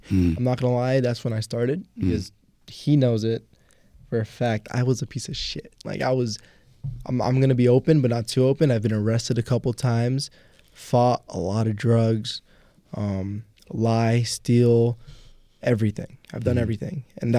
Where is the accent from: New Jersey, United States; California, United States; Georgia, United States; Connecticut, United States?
New Jersey, United States; Jersey City; also born or lived in Woodbridge, New Jersey; I grew up in Jersey City.